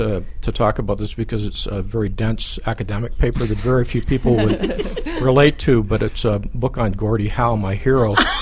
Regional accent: Windsor, Ontario, Canada; moved away; I grew up in Windsor, Ontario.

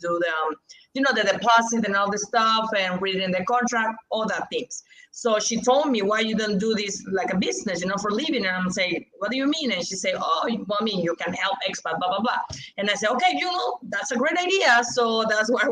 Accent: Mexico; English is a second language; also born or lived in Merida; here in Mexico, we need to sign contracts in Spanish

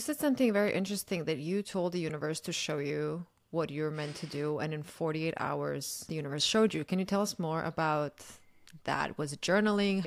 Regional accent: Croatia; I'm from Croatia

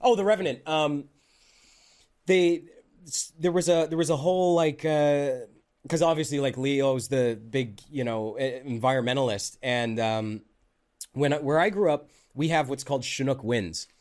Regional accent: Calgary, Alberta, Canada; moved away as an adult; I grew up in Calgary

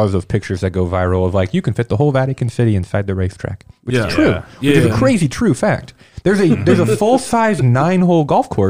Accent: Indianapolis, Indiana, United States; I grew up in Indy, you know, lived in here the first 22 years of my life.

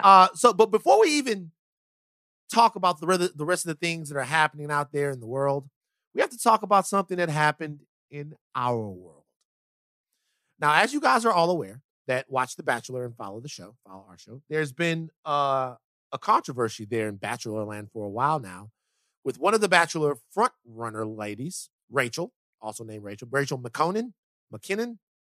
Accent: South Louisiana, United States; I am from South Louisiana

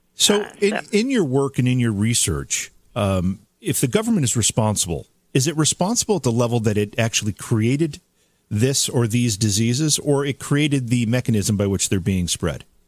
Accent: Oneonta, New York, United States; I grew up in Oneonta in upstate New York.

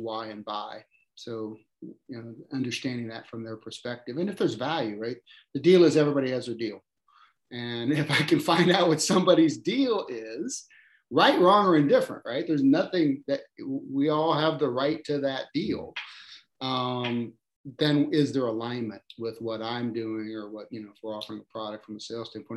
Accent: United States; I grew up in a small town, suburb of Kansas City, really founded by Slavic immigrants.

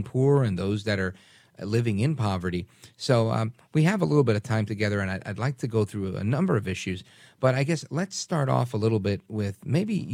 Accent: New York City, New York, United States; now in New Jersey, United States; my parents were born in Puerto Rico. I grew up in Brooklyn and live in Jersey now

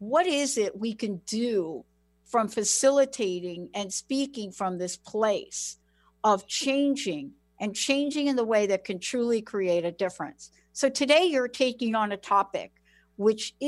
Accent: East Coast, United States; growing up on the East Coast

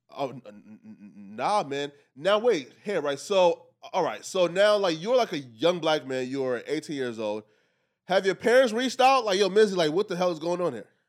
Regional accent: Liberia; moved away; I'm from Africa, right? I was actually born in Liberia.

